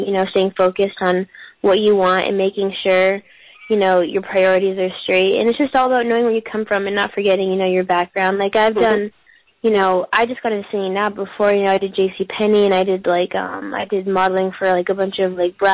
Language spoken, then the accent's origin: English; New Hampshire, United States; moved away as an adult; now in California, United States; originally I'm from New Hampshire. I was born and raised there